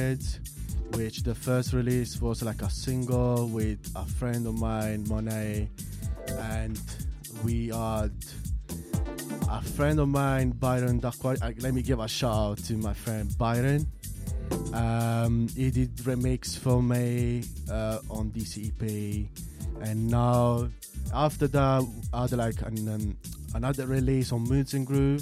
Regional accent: Bari, Apulia, Italy; moved away; also born or lived in Chicago / London; I'm born and raised in south of Italy, this city called like Bari

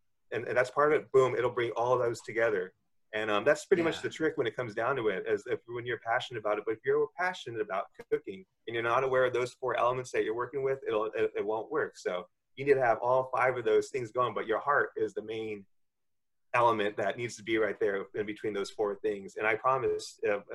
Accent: Southern California, United States; first language English; now in San Francisco, United States; growing up in Southern California and moving up to San Francisco, always been a Californian

